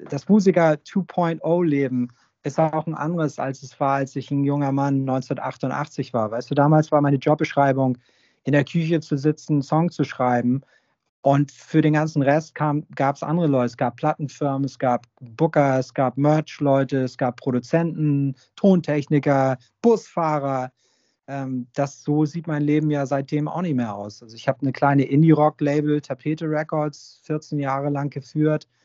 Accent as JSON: {"language": "German", "region": "Hamburg", "country": "Germany", "tie": "born or raised there", "said": "weil ich bin ja sozusagen am Großneumarkt groß geworden, wenn man so will. Und ähm, das ist im Portugiesenviertel."}